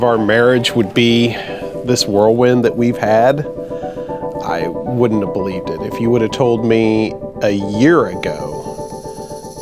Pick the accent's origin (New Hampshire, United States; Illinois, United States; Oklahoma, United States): Oklahoma, United States; Oklahoma City; I was born and raised in Oklahoma City